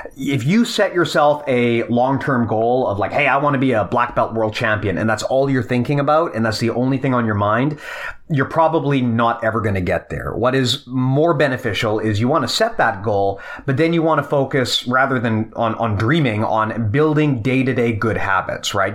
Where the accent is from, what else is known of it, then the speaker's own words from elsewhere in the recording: Canada; as a Canadian